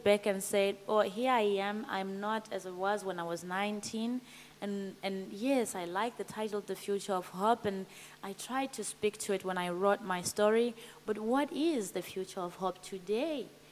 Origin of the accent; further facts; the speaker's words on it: Zimbabwe; moved away as an adult; I came all the way from Zimbabwe